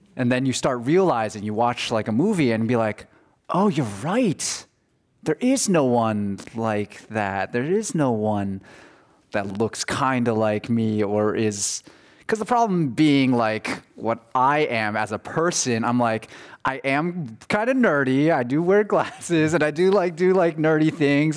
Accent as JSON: {"language": "English", "region": "New Jersey", "country": "United States", "tie": "born or raised there", "said": "I'm from New Jersey"}